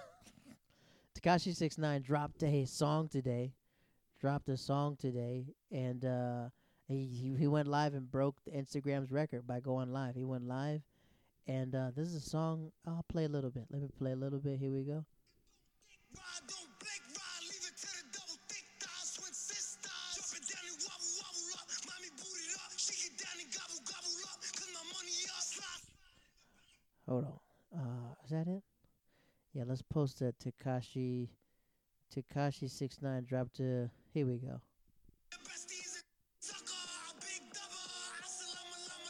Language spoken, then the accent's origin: English; the South, United States; I'm from the South.